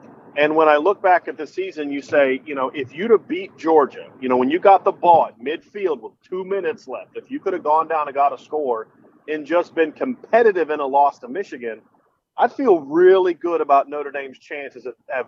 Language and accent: English; Lima, Peru; now in Virginia Beach, United States; I grew up in Lima. My grandmother still lives in Lima